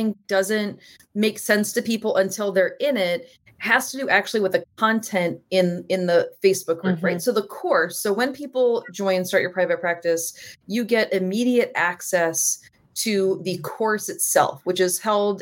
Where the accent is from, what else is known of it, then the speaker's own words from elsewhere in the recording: New Orleans, Louisiana, United States; I'm from New Orleans and we're like celebrate kind of people